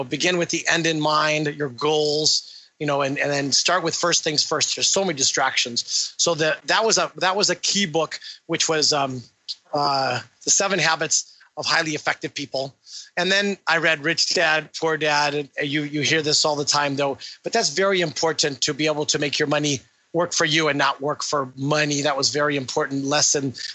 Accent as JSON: {"language": "English", "region": "Illinois", "country": "United States", "moved": "yes", "said": "I'm from Illinois. I'm from Illinois originally."}